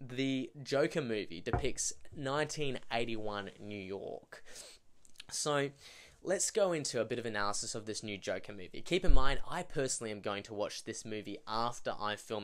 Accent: Australia; being an Australian

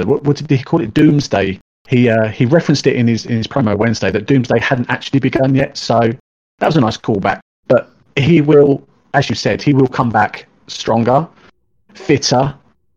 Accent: United Kingdom; Being a Brit

